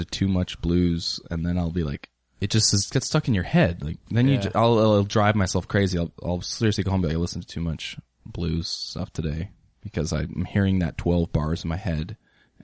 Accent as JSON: {"language": "English", "town": "Ellensburg", "region": "Washington", "country": "United States", "moved": "yes", "lives_now": "Portland, United States", "said": "I'm from Washington. Ellensburg, Washington."}